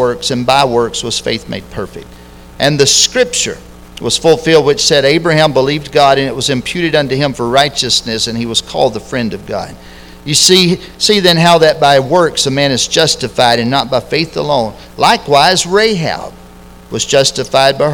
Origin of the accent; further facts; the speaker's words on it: Lexington, United States; I grew up in Lexington